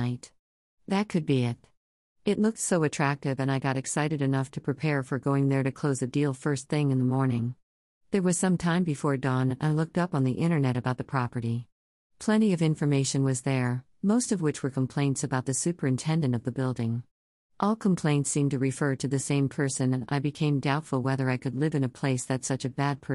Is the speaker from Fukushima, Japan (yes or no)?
no; Kyoto, Japan; moved away; my hometown of Kyoto